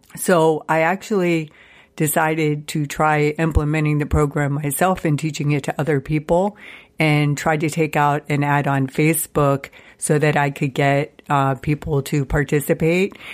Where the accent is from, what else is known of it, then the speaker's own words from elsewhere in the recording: Youngstown, Ohio, United States; moved away as an adult; also born or lived in Seattle, Washington / Columbus, Ohio; my hometown of Youngstown, Ohio